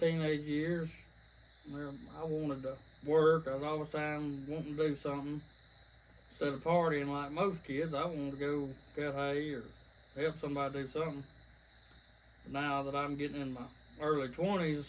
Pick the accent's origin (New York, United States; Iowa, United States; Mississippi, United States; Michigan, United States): Mississippi, United States; Alpine; also born or lived in Jackson, Mississippi; I was born in Jackson, but over the years we managed to make our way out here to the great state of Alpine